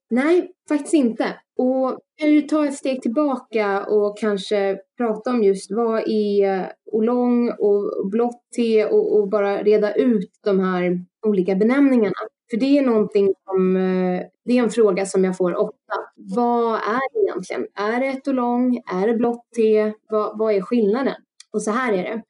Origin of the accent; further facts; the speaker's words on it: Stockholm, Stockholm County, Sweden; also born or lived in France; Jag är ju född och uppvuxen i Stockholm